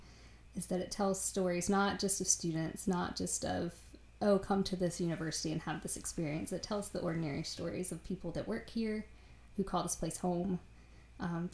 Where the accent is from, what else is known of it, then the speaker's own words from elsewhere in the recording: Virginia, United States; now in North Carolina, United States; I grew up in Virginia